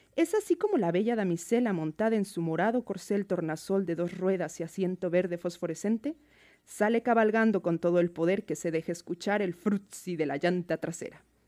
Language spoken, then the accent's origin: Spanish; Mexico City, Mexico; moved away as an adult; now in Seattle, United States; Soy de México, de la Ciudad de México.